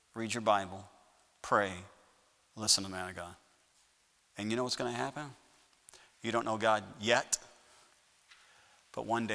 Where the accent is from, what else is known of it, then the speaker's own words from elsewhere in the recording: Sauk Village, Illinois, United States; moved away as an adult; now in Lawrence, Kansas, United States; when I was growing up in Sauk Village